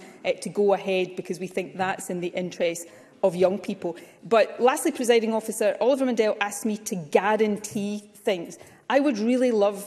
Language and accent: English; North Ayrshire, Scotland, United Kingdom; I grew up in North Ayrshire, not too far from Hunterston B Power Station